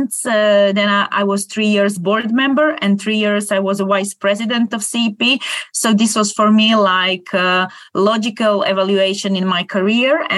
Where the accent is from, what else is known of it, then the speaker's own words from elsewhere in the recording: Croatia; I'm originally from Croatia, and I'm a lawyer